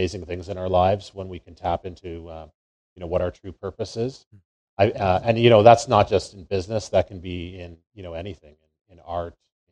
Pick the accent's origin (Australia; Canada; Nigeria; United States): Canada; Calgary, Alberta; I grew up here in Calgary, you know, the capital of the Canadian oil and gas industry